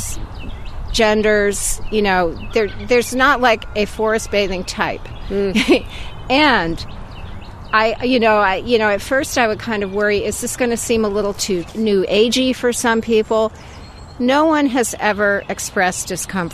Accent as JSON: {"language": "English", "region": "Vermont", "country": "United States", "tie": "born or raised there", "said": "growing up in Vermont, I'd be wandering around the woods and fields"}